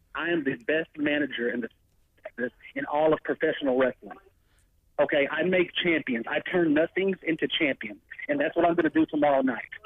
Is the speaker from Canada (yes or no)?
no; La Marque, Texas, United States; my hometown